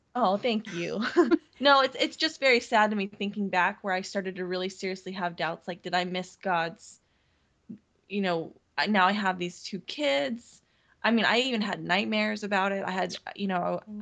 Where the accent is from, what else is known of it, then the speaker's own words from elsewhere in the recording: Seattle, Washington, United States; also born or lived in Montana; I grew up here in mm-hmm. Seattle or, mm-hmm. or, in the Northwest